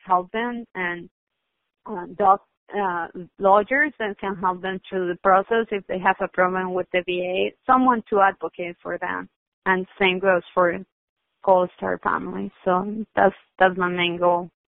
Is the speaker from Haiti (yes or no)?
no; Colombia; now in San Diego, United States; I grew up in Colombia